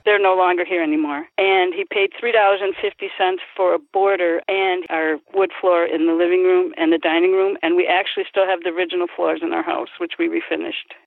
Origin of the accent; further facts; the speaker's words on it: Milwaukee, Wisconsin, United States; also born or lived in Union Grove, Wisconsin; I was born in Milwaukee, came to Union Grove, and when we got married, I came to the city here with my husband.